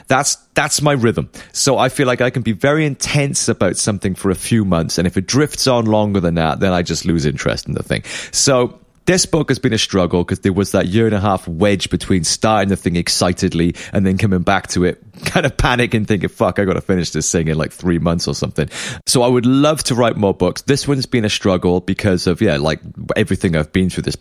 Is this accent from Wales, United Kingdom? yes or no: yes; Cardiff, Wales, United Kingdom; you're playing my hometown favorite venue of the Globe in Cardiff